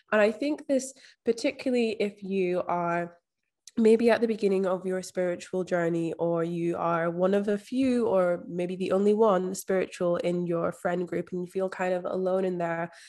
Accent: Scotland, United Kingdom; now in Australia; So I'm actually from Scotland, but I've been living overseas in Australia for the past five years. So there's a bit of mishmash of everything in there.

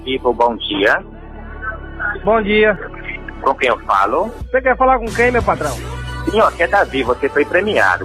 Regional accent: Catolé do Rocha, Paraíba, Brazil; eu sou de Catulé do Rocha, Paraíba. Cabra macho também também

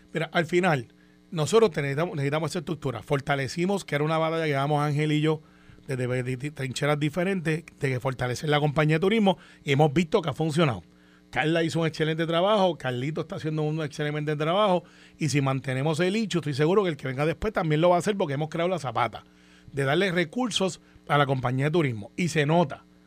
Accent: Puerto Rico; lo que damos en Puerto Rico

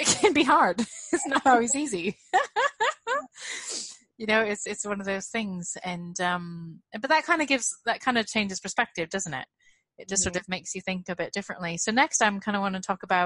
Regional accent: United States; now in United Kingdom; I'm really failing as an American parent.

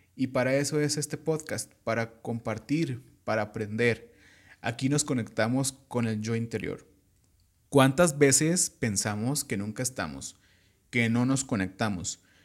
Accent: Michoacán, Mexico; sí soy michoacano

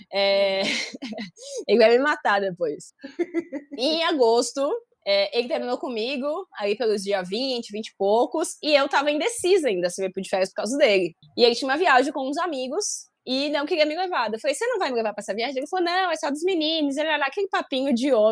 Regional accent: Santa Catarina, Brazil; now in São Paulo, Brazil; Eu vim de Santa Catarina para São Paulo.

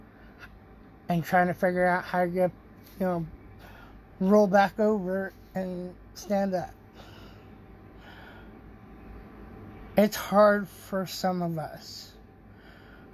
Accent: United States; as an American

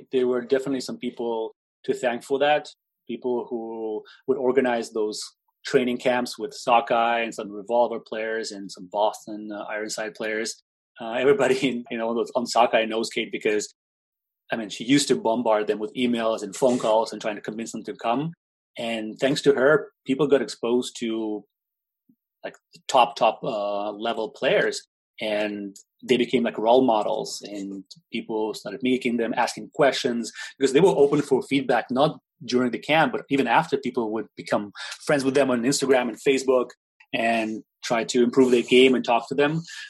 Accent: Russia

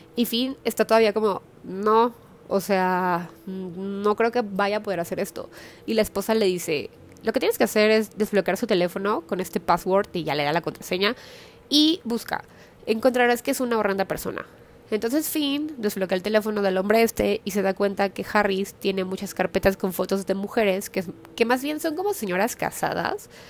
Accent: Mexico; soy de una ciudad más pequeña

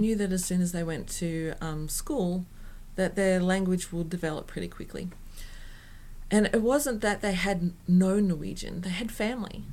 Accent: Australia; first language English; moved away as an adult; now in Norway; Australians don't tend to do that. I don't find an Australian community

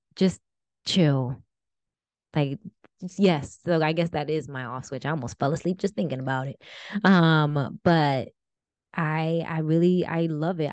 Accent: New Jersey, United States; my husband's from California and, and we're from Jersey

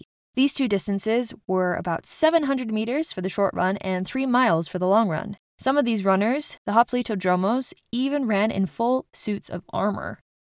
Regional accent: Rocky Mountains, United States; I grew up in the Rocky Mountains. This meant that we had easy access to camping grounds, hikes, and my favorite overall activity, trail running.

